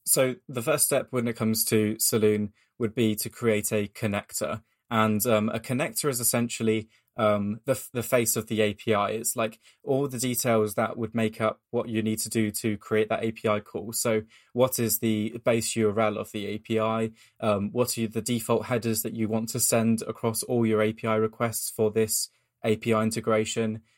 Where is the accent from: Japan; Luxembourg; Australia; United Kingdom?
United Kingdom; I'm as British as you can get